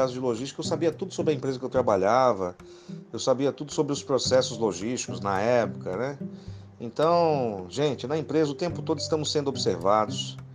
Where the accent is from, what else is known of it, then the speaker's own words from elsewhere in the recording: Guarujá, São Paulo, Brazil; now in São Bernardo do Campo, Brazil; Nasci em São Paulo, fui criado no Guarujá e atualmente moro em São Bernardo do Campo desde 1996